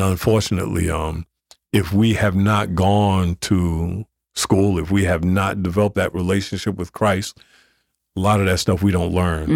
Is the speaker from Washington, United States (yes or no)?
no; Newark, New Jersey, United States; growing up in Newark